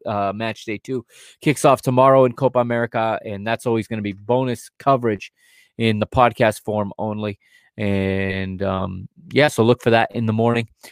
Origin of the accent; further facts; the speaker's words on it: Hudson, Massachusetts, United States; moved away; back in my hometown, I bel-, in Hudson, Massachusetts